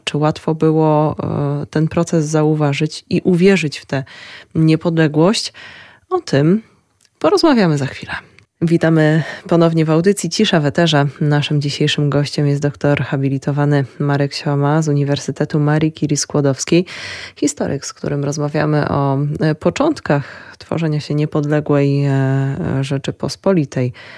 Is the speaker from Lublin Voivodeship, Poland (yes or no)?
yes; Lublin Voivodeship, Poland; u nas na Lubelszczyźnie